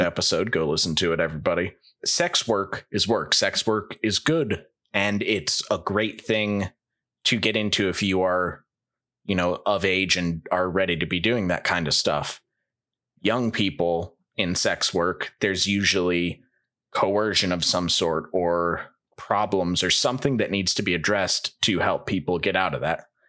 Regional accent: St. Louis, Missouri, United States; I'm from Saint Louis

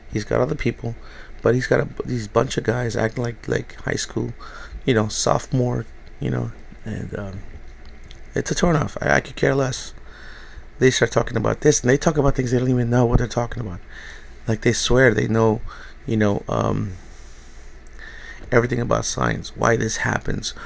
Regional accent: New York City, New York, United States; I was raised in New York. I grew up in the Bronx

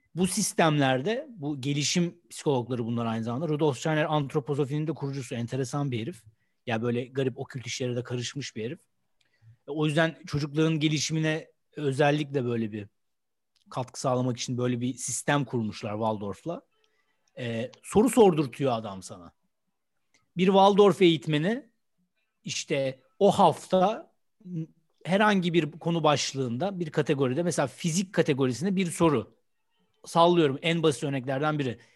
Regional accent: Istanbul, Turkey; Ben İstanbulluyum.

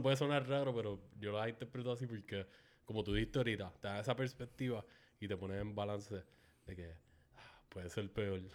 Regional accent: Canóvanas, Puerto Rico; yo crecí en Palma Sola, en Canóvanas, era una comunidad relativamente pequeña.

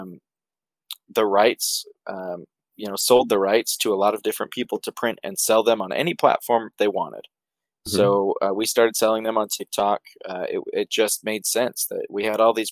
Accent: Idaho, United States; We moved back home. We're from Idaho. We moved back home

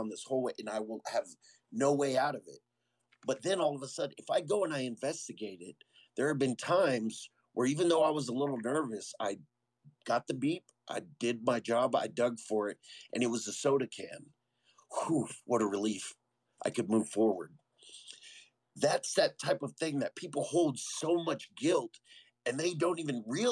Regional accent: San Antonio, Texas, United States; moved away as an adult; now in Colorado Springs, United States; being born and raised in San Antonio

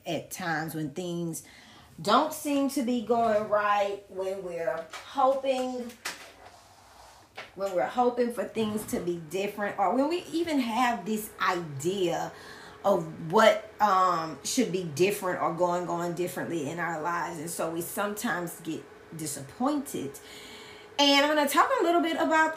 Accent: Louisiana, United States; also born or lived in Baton Rouge, Louisiana / Lafayette, Louisiana; I'm from Louisiana

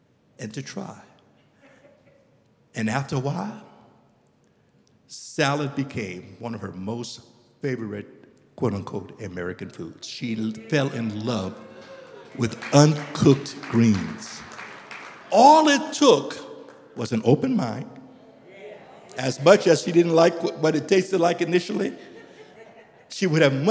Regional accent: Liberia; moved away as an adult; also born or lived in United States; I'm from Liberia, and we grew up, and in Liberia, we don't eat uncooked greens.

